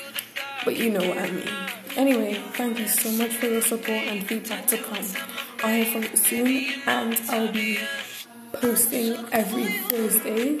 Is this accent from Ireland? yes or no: no; England, United Kingdom; I'm from England